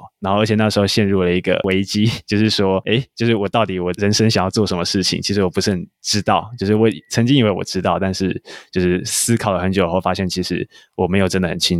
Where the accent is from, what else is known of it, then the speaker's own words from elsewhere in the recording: Tainan, Taiwan; 我是台南人，然后以前是台南一中毕业的学生。